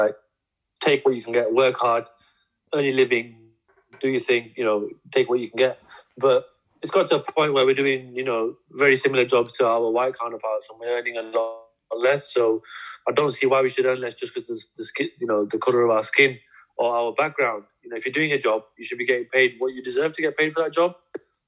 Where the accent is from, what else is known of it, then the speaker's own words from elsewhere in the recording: Bradford, Yorkshire and the Humber, United Kingdom; Growing up in Bradford